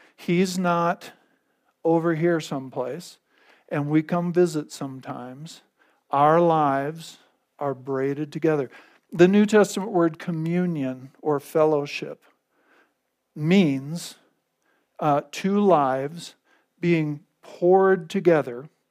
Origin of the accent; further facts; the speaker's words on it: North Dakota, United States; now in Gunnison, United States; I grew up in North Dakota